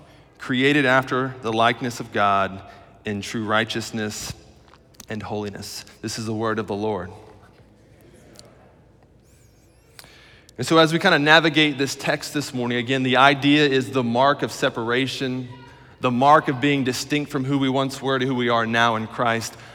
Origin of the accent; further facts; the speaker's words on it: Middletown, Ohio, United States; I'm from Middletown, Ohio